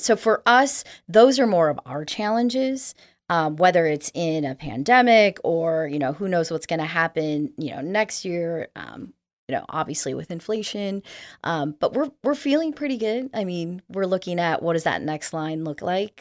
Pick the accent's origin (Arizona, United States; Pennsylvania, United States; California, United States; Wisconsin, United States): Arizona, United States; moved away; I grew up in Arizona